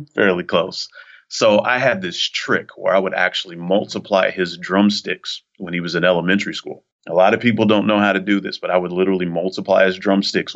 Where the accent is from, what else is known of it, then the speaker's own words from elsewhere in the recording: Kansas City, Kansas, United States; I'm originally from Kansas City, Kansas, and I have to be particular for those that are from Missouri and want everybody to know I'm from Kansas City, Kansas, where the name Kansas comes from. I was born and raised in Kansas City.